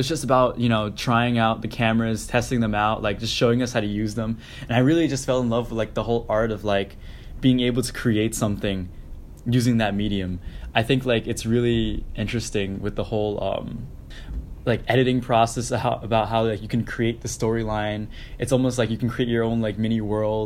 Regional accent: Syosset, New York, United States; moved away; I grew up on Long Island in Syosset.

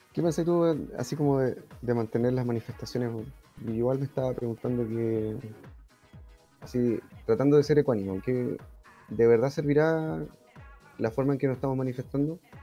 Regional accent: Chile; somos chilenos

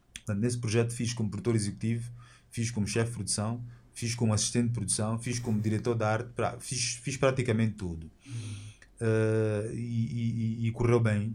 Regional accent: Angola; Nós temos orgulho de sermos angolanos

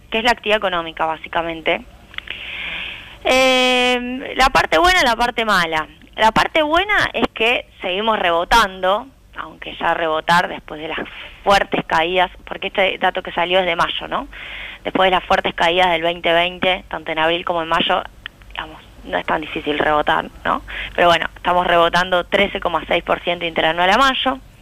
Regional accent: Argentina

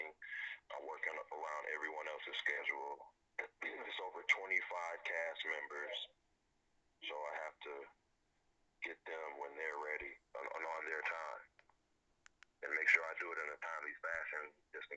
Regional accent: Flint, Michigan, United States; born and raised in Flint, Michigan

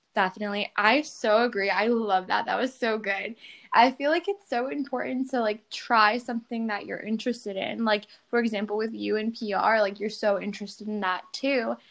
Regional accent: New York, United States; I'm from New York

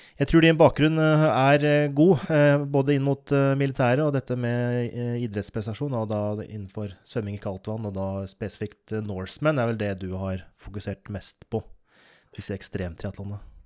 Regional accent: Oppland, Innlandet, Norway; jeg er fra Oppland, som nå heter Viken

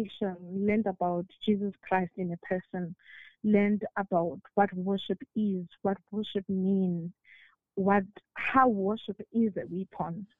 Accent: Pongola, KwaZulu-Natal, South Africa; I am from Pongola at KZN

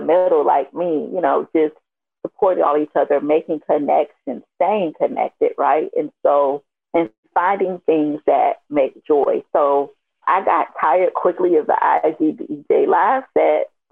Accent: Miami, Florida, United States; now in Atlanta, United States; I'm from Miami

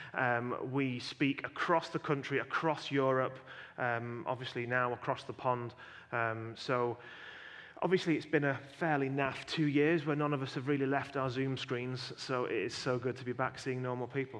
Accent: Yorkshire and the Humber, United Kingdom; where we live, we live in a, in a county called Yorkshire

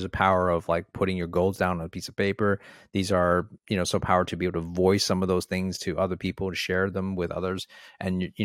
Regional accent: Toronto, Ontario, Canada; moved away as an adult; now in Australia; I'm from Toronto

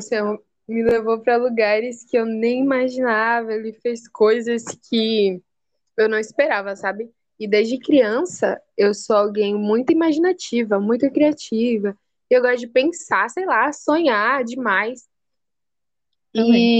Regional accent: Salvador, Bahia, Brazil; sou de Salvador

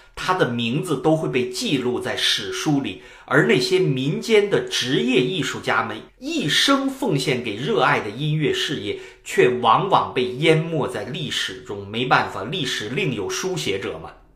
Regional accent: China; 我们中国人

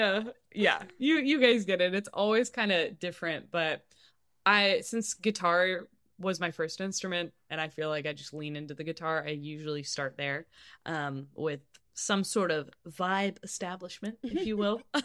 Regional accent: Kansas City, Missouri, United States; moved away; also born or lived in Nashville; growing up in Kansas City, I started taking guitar lessons like in the first grade

